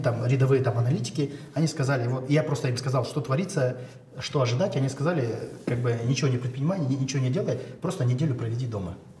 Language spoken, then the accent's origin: Russian; Shymkent, Kazakhstan; я сам родом из Шимкента